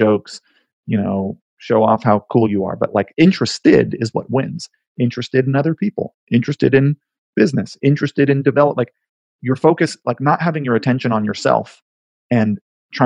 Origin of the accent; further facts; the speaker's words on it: Haleiwa, Hawaii, United States; moved away as an adult; now in New York, United States; I grew up in Hawaii, and I miss my home.